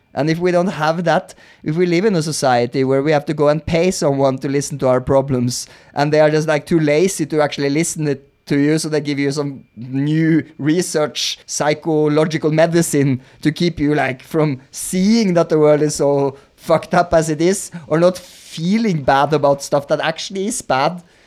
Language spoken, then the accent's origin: English; Norway; i am Norwegian